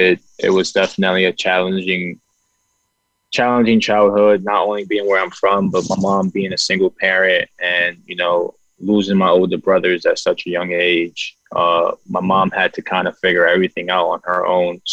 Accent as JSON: {"language": "English", "town": "New York City", "region": "New York", "country": "United States", "tie": "born or raised there", "moved": "yes", "said": "I'm from Bronx, New York"}